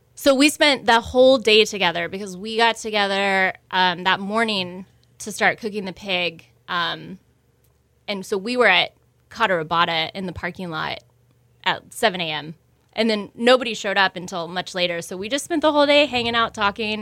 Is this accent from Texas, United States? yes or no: yes; Houston, Texas, United States; moved away as an adult; also born or lived in San Francisco / New York